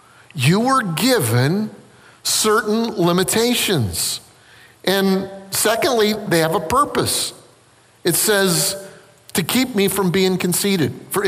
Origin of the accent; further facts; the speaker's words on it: South Carolina, United States; Listen, I'm from South Carolina.